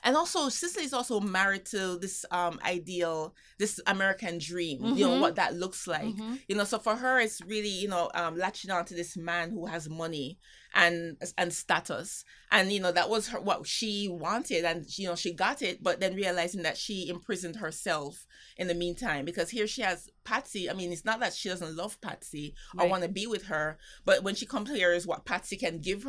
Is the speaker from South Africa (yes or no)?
no; Jamaica; now in New York City, United States; for me, being Jamaican